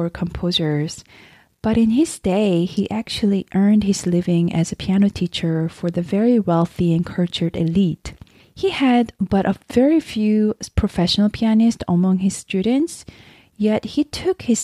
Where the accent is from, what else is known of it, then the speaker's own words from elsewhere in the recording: South Korea; now in United States; I'm originally from South Korea, but now I'm living in America. I visit Korea at least once a year to visit my family and just to be around the culture and the food that I grew up with.